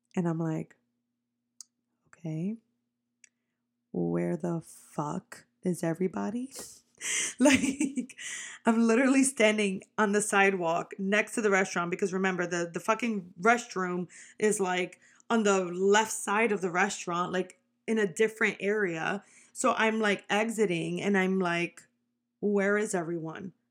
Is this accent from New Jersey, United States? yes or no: no; New York, United States; moved away; also born or lived in Florida; I'm from New York